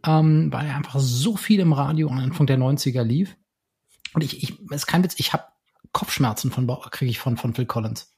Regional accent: Berlin, Germany; in meiner Heimatstadt Berlin

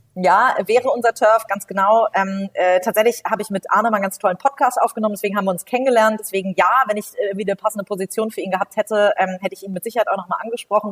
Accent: Hamburg, Germany; gebürtige Hamburgerin, ähm, habe hier ähm, bin hier zur Schule gegangen, habe hier studiert

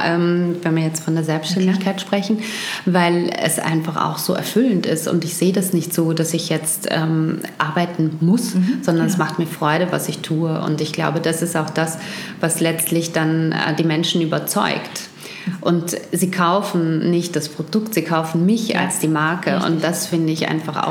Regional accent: Wuppertal, North Rhine-Westphalia, Germany; also born or lived in Düsseldorf; now in Vienna, Austria; geboren bin ich in Wuppertal und dort bin ich aufgewachsen unter anderem und auch in Düsseldorf

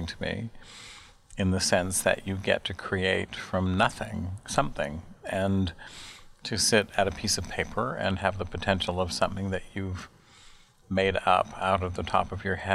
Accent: Salt Lake City, Utah, United States; moved away as an adult; also born or lived in Chicago; now in New York, United States; I'm from Salt Lake City, Utah. I grew up in the Mountain West of the United States

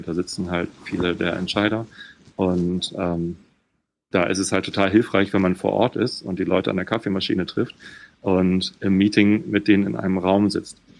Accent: Germany; also born or lived in Hamburg; Ich bin hier südlich von Hamburg aufgewachsen

